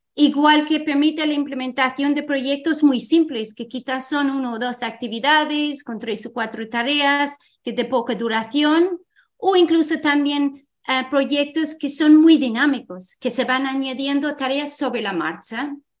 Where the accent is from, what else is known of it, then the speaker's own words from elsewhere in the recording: Ireland; Spanish is a second language; moved away as an adult; also born or lived in Scotland; now in Spain; yo soy de Irlanda, también he estudiado en Escocia